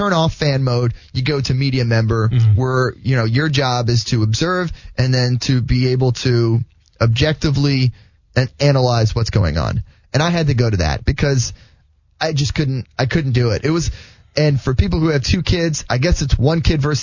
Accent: United States; also born or lived in Netherlands; I've grown up in America

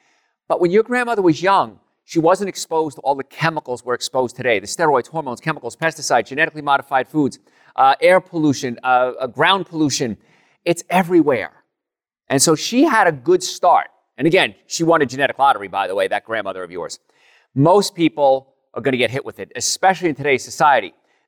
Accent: Jersey City, New Jersey, United States; born there; My father fell off a ladder before I was born in Jersey City, New Jersey.

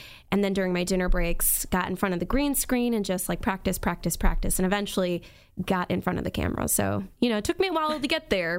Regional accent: New York, United States; I am from the Hudson Valley, New York. I won't say upstate because, or downstate, really, because it depends on where you live in New York. But basically, I live 60 miles north of New York City. That's where I was born and raised.

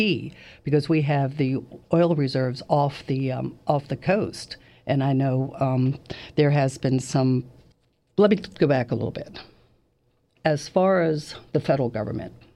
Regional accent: Washington, United States; moved away as an adult; also born or lived in Jacksonville, Florida; now in Florida, United States; I'm actually from Washington. I've lived here for 19 years

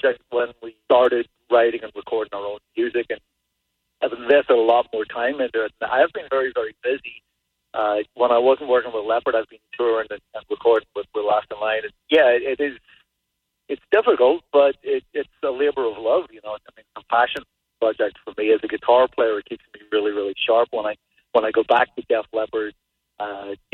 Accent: Ireland; also born or lived in Los Angeles, United States; now in New Hampshire, United States; I'm from Ireland originally

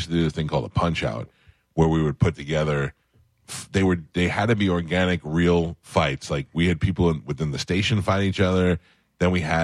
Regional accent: New York City, New York, United States; moved away as an adult; I grew up in Staten Island, lived there for 20 years.

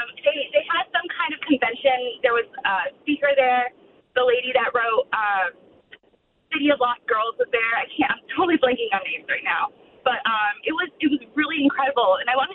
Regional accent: Western New York, United States; also born or lived in Buckhead, Atlanta, Georgia; now in Woodstock, United States; you can probably tell from my no southern accent, I'm from Western New York.

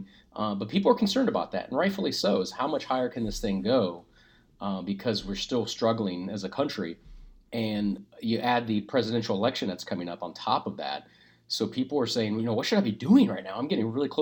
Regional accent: Springfield, Ohio, United States; I grew up in Springfield

